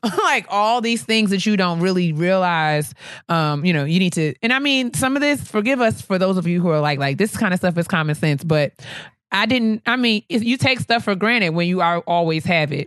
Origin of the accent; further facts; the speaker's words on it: New York, United States; moved away as an adult; now in Washington, D.C., United States; leaving New York where I grew up